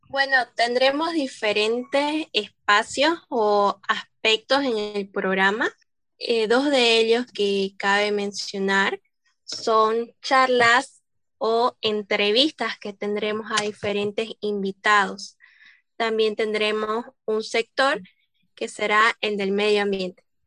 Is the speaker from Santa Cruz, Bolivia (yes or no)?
yes; Santa Cruz de la Sierra, Santa Cruz, Bolivia; yo soy de Santa Cruz, exactamente de Santa Cruz de la Sierra